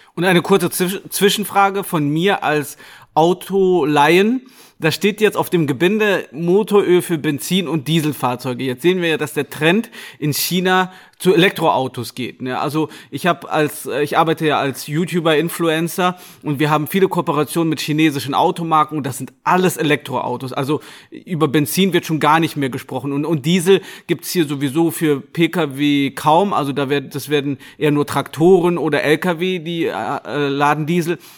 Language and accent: German; Gummersbach, North Rhine-Westphalia, Germany; Ich bin nämlich in Gummersbach geboren